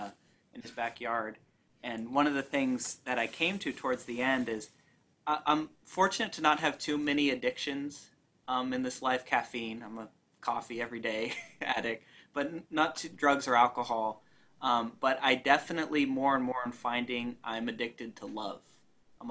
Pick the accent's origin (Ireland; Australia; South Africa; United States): United States; we're not British, we're American